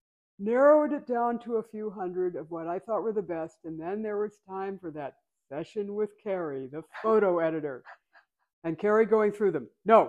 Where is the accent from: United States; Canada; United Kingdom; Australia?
United States; Pennsylvania; moved away; also born or lived in Arizona; growing up in Pennsylvania. Like at 8 years old, we moved to the woods.